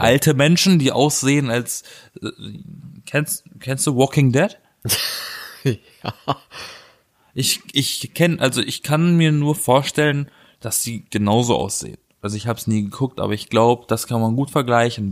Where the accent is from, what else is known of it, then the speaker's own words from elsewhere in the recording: Black Forest, Baden-Württemberg, Germany; now in Berlin, Germany; weil bei uns im Schwarzwald wird das ja auch gemacht